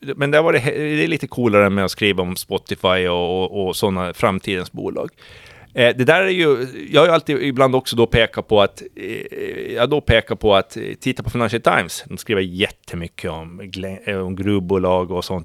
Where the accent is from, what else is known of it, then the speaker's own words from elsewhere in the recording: Åland Islands; som ålänning